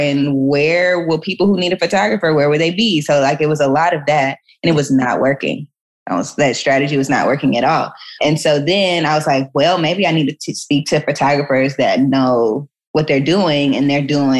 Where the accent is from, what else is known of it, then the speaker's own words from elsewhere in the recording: Atlanta, Georgia, United States; moved away as an adult; also born or lived in Chicago / New York / Washington, District of Columbia, United States / Paris; now in Los Angeles, United States; I'm from Atlanta